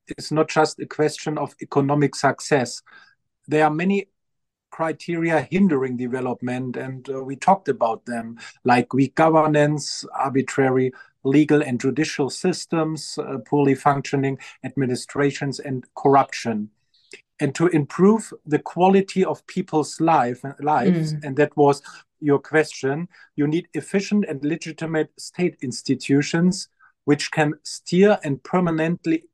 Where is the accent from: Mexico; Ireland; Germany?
Germany; moved away as an adult; also born or lived in Lebanon / Kenya; now in South Africa; my home country, Germany